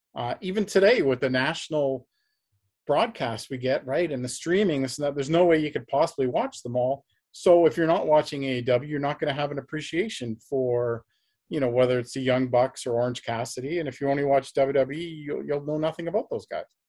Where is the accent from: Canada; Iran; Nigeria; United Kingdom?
Canada; I'm also Canadian